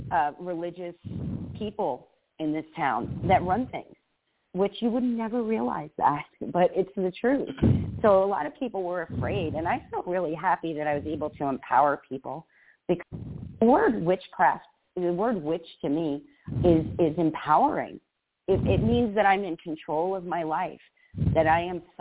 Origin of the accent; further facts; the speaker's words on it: Las Vegas, Nevada, United States; We're from Sin City, and you know Las Vegas is supposed to be.